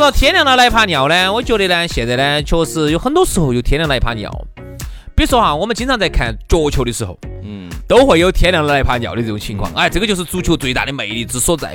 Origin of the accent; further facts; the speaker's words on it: Sichuan, China; 我们四川这边的朋友